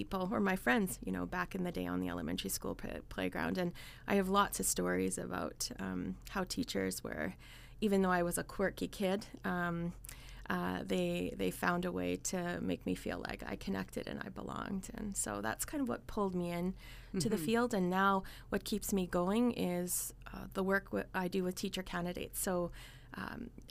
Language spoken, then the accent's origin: English; Winnipeg, Manitoba, Canada; moved away as an adult; also born or lived in Edmonton; now in Brandon, Canada; I was born in Winnipeg, actually. So I spent my first year in Winnipeg. And then my family moved out to Edmonton. And so we were there till I was in about grade 4 and then headed back to Winnipeg